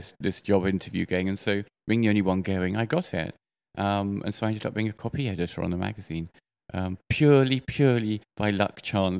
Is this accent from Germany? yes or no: no; United Kingdom; Well, I'm from the UK, but my lovely mother, she married 5 times.